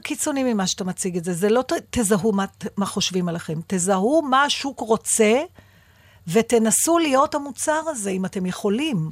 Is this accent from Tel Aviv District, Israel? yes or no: yes; Givatayim, Tel Aviv District, Israel; בילדותי, בשנות ה-60 וה-70 בגבעתיים